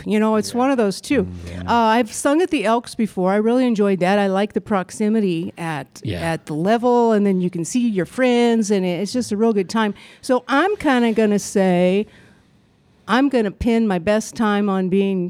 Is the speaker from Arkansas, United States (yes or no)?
no; Wickenburg, Arizona, United States; I'm from Wickenburg